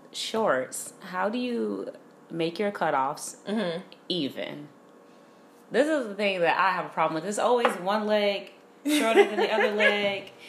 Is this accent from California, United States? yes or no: no; Chicago, Illinois, United States; now in Los Angeles, United States; from Chicago, so I'm always promoting the Midwest. We're the people in LA that are normal